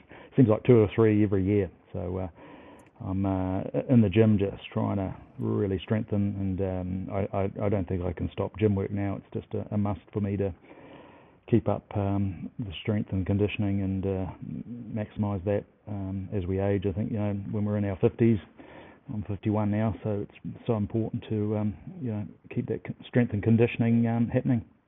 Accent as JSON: {"language": "English", "country": "New Zealand", "said": "as a Kiwi"}